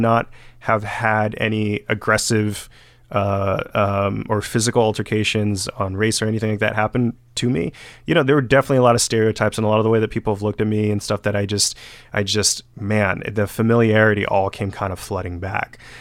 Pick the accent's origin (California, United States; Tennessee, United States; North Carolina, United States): California, United States; Benicia; moved away as an adult; now in Los Angeles, United States; I still love Benicia. I love my hometown